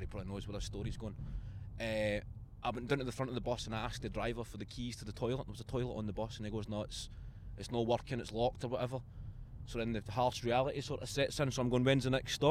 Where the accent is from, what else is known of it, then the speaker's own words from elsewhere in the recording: Clydebank, Scotland, United Kingdom; I was born in Clydebank